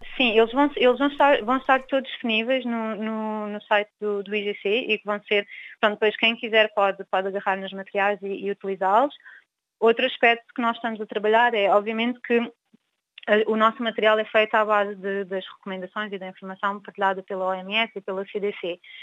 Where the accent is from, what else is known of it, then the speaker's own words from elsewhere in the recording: Angola; sou angolana